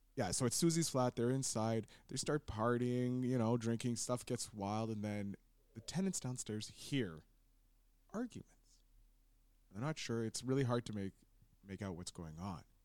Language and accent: English; Montreal, Quebec, Canada; growing up in Montreal